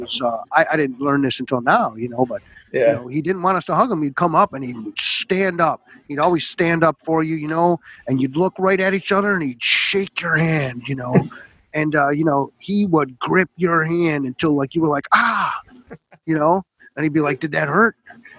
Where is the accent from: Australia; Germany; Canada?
Canada; Niagara-on-the-Lake, Ontario; also born or lived in Plattsburgh, United States / United Kingdom; as we were talking about where I grew up here in town of Niagara, but I was born in Plattsburgh, New York.